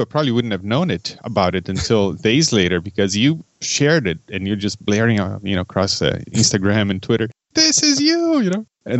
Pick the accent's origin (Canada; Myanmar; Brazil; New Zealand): Brazil; now in Detroit, United States; I grew up in Brazil and in the 80s